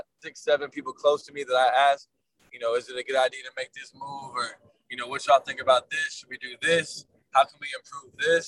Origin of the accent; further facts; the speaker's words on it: Atlanta, Georgia, United States; we're all from Atlanta